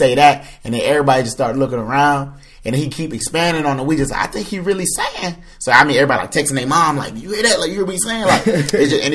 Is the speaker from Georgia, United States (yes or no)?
yes; Atlanta, Georgia, United States; I'm from Southwest Atlanta, Georgia